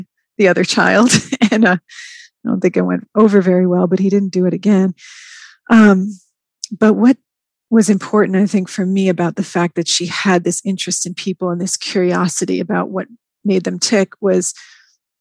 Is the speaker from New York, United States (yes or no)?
yes; New York, United States; moved away as an adult; now in Atlanta, United States; I moved from New York. That's where I had grown up